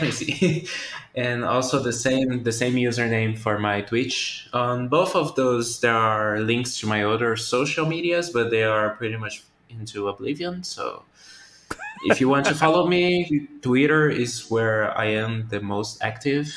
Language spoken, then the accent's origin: English; Brazil; English is a second language; I'm from Brazil. English is not my first language.